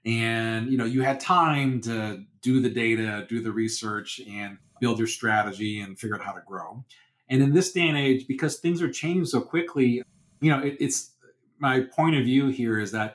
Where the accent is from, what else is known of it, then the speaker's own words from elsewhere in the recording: United Kingdom; oh, you know, we're British, it's about being respectful and polite to your, you know, people.